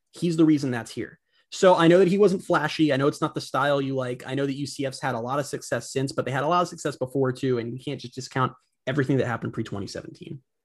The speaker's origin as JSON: {"language": "English", "town": "Orlando", "region": "Florida", "country": "United States", "tie": "born or raised there", "said": "I'm born and raised in Orlando"}